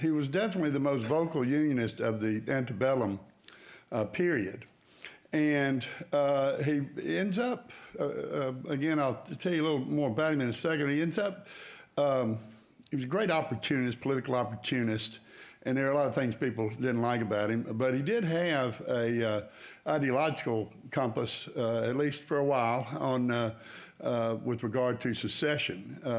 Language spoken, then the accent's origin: English; Mississippi, United States; I'm from Mississippi.